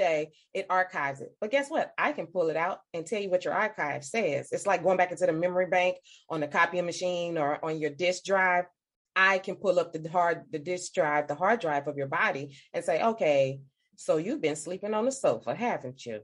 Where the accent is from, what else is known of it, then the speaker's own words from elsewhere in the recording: St. Louis, Missouri, United States; I am from St. Louis, Missouri. I practice in St. Louis.